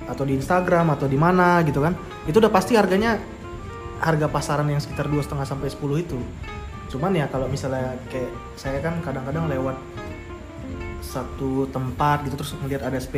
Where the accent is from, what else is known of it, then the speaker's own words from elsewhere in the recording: Surabaya, East Java, Indonesia; dulu pas SD karena aku SD di Surabaya dulu tuh anak seumuran umur dari sekitar berapa ya 10 bahkan sampai anak kuliahan tuh banyak yang naik sepeda dulu